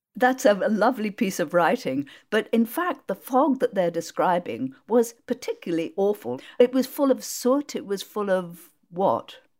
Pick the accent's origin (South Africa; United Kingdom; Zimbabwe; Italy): United Kingdom; Worcestershire, West Midlands; I grew up in Worcestershire and my local M P, Gerald Nabarro of M P for Kidderminster, I grew up three miles from Kidderminster